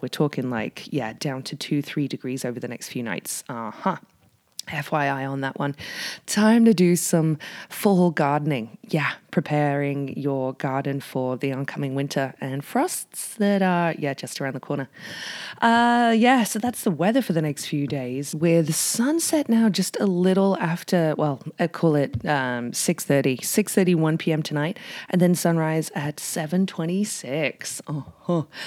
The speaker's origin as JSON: {"language": "English", "region": "the north of England", "country": "United Kingdom", "moved": "yes", "lives_now": "Whistler, Canada", "said": "I'm from England and I'm from up north"}